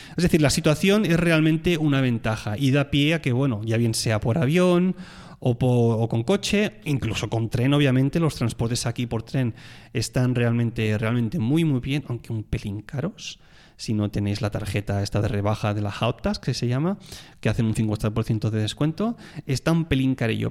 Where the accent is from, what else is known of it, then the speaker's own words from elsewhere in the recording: Tarragona, Catalonia, Spain; moved away; soy de Tarragona